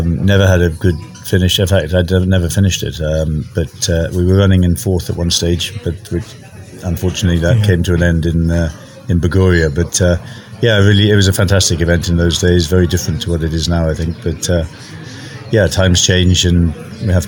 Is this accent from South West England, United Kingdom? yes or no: no; Wales, United Kingdom; moved away as an adult; also born or lived in Germany; now in Kenya; I'm from Wales originally. I left Wales when I was 18, went to Germany, spent 10 years there